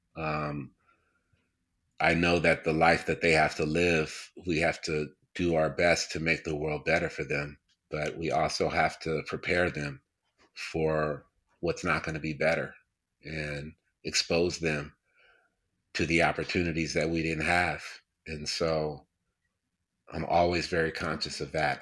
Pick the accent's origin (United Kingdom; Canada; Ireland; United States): United States; upstate New York; I grew up in upstate New York, uh, about four hours outside of New York City